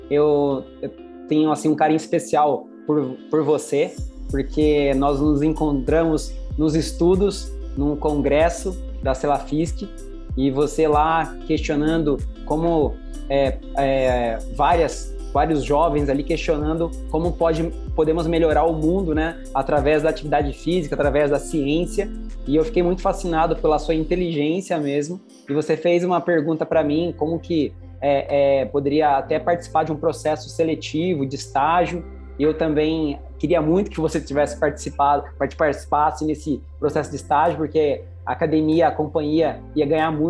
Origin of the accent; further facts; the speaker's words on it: Pouso Alegre, Minas Gerais, Brazil; born there; Eu nasci é, em Pouso Alegre, sul de Minas Gerais. Lá, é, como toda, todo mineiro, tem boas montanhas e, eu adorava andar de bicicleta, adorava fazer esporte.